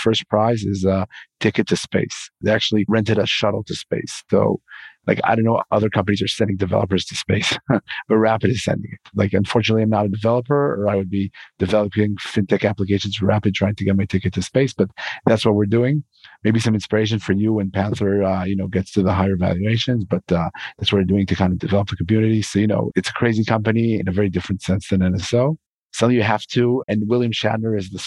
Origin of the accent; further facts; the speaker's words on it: Israel; I'm from Israel